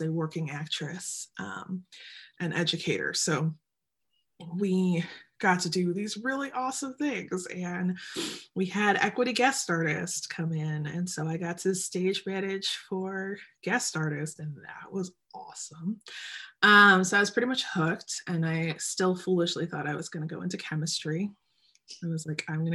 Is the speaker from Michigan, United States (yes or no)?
yes; Detroit, Michigan, United States; also born or lived in Birmingham, Michigan; I was born and raised in Metro Detroit